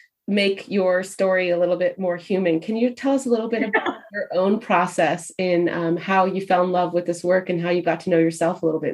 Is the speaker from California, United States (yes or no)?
yes; California, United States; I was born in California.